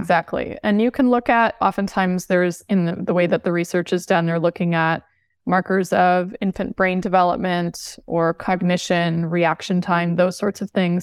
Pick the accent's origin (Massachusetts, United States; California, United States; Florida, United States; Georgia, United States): California, United States; Southern; moved away as an adult; I grew up in Southern California